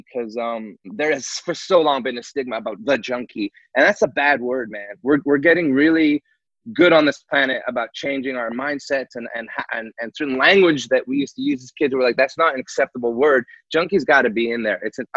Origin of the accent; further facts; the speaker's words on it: Montreal, Quebec, Canada; I'm from Montreal as well.